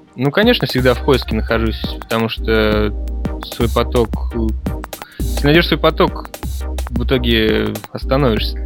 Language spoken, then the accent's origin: Russian; Saint Petersburg, Russia; Я живу, родился в Питере